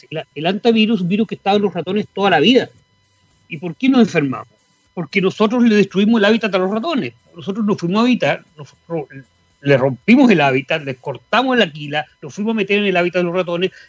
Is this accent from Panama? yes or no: no; Patagonia, Chile; y viví también en, Puerto Puerto Seno, o sea, yo soy patagónico, me siento muy patagónico.